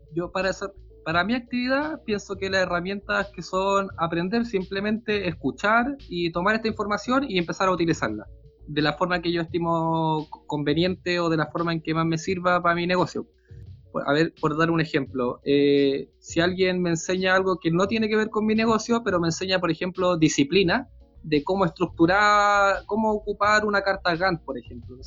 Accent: Santiago, Santiago Metropolitan Region, Chile; vivir en una ciudad grande como Santiago

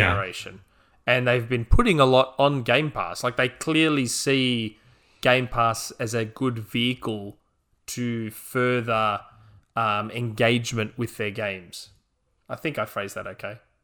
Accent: Australia; as an Australian

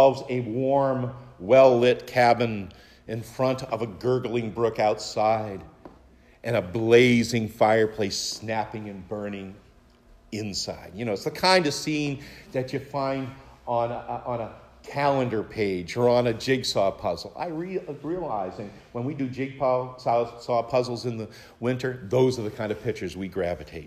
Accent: Maine, United States; Mount Katahdin outside my hometown in Maine

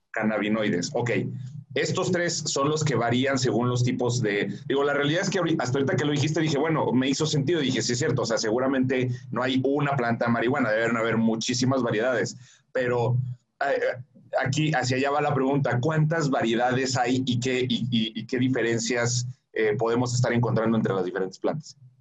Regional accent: Mexico; nosotros como mexicanos

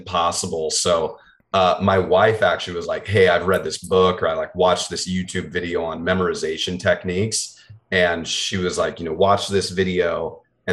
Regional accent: Des Moines, Iowa, United States; I was born and raised in Des Moines

